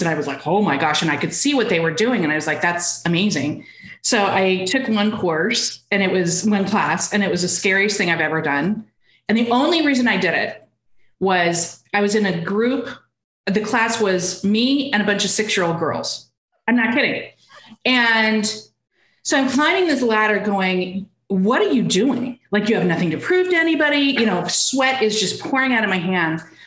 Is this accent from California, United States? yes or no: no; Arizona, United States; also born or lived in Seattle / Texas; now in Austin, United States; I'm from Arizona.